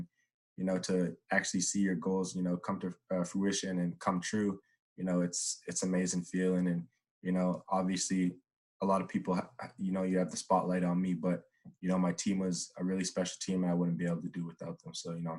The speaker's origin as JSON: {"language": "English", "town": "Edmonton", "region": "Alberta", "country": "Canada", "tie": "born or raised there", "said": "growing up in Edmonton, thinking I'm going to, you know, go to high school, Jasper Place, all these things"}